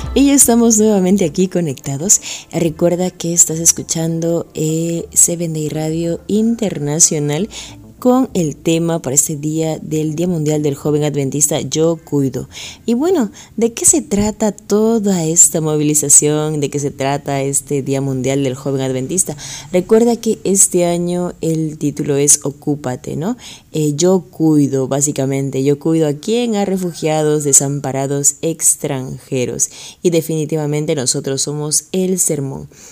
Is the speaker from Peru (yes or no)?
yes; Lima, Peru; moved away as an adult; now in Tocache, Peru; soy de Lima, Perú